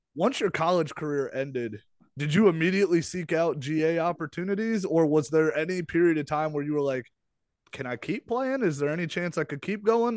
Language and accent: English; Millersburg, Ohio, United States; I'm from Millersburg, Ohio, and nobody knows where that is